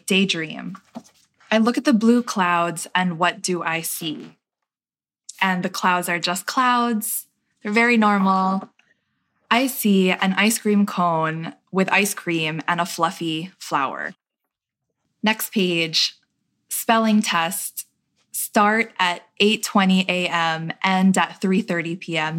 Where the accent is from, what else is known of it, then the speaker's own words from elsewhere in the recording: New York City, New York, United States; my experience growing up in Queens